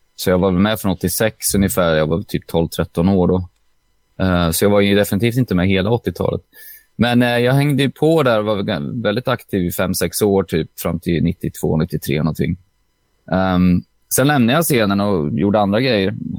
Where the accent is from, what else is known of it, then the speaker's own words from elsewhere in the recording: Åtvidaberg, Östergötland, Sweden; jag är från Åtvidaberg